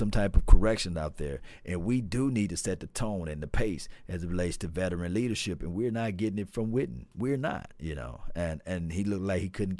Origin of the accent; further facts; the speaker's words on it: Natchez, Mississippi, United States; moved away; also born or lived in Hinds County, Mississippi; from my neck of the woods, although I'm from Adams County and Natchez.